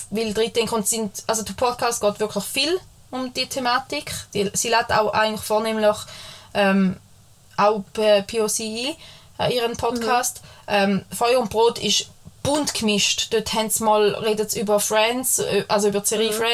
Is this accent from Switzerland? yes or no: yes; Switzerland; wir sind Schweizer, wir können schleichen zwischen der Grammatik.